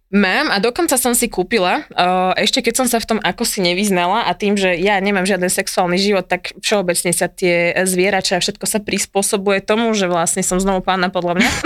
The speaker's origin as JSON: {"language": "Slovak", "region": "central Slovakia", "country": "Slovakia", "said": "Ja som zo stredného Slovenska"}